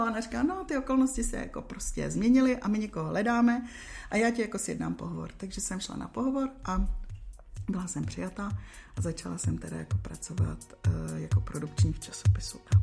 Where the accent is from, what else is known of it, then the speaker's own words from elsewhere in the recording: Czechia; moved away as an adult; also born or lived in Dubai; pak jsem se vrátila zpátky do Čech